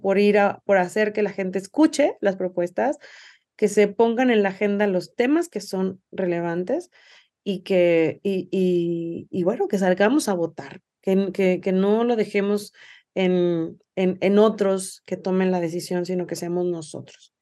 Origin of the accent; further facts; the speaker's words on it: Mexico; also born or lived in Jalisco; como mexicanas y mexicanos